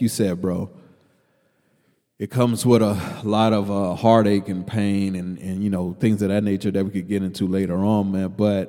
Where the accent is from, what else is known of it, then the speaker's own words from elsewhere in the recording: New York, United States; New York and hip hop, like for when we grew up in New York in hip hop, it was like they could always only be one king of New York.